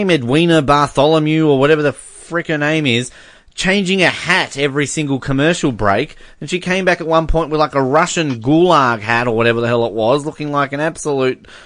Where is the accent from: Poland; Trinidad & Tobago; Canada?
Canada; I'm Canadian.